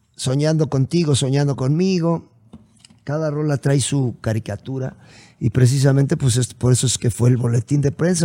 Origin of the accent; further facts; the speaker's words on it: Puebla, Mexico; yo soy poblano